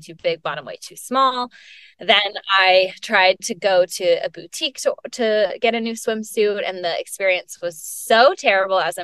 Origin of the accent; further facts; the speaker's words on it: Atlanta, Georgia, United States; moved away as an adult; also born or lived in Chapel Hill, North Carolina / New York City; now in Austin, United States; I was born and raised in Atlanta, Georgia, and lived in the same house my whole life